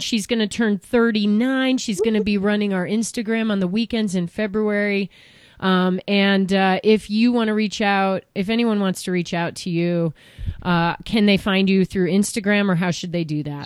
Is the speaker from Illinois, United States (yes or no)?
yes; Chicago suburbs, Illinois, United States; moved away; I grew up in the Chicago suburbs